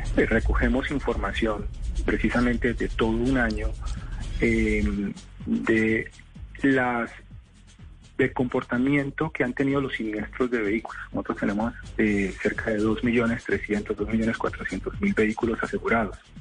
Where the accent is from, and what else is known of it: Colombia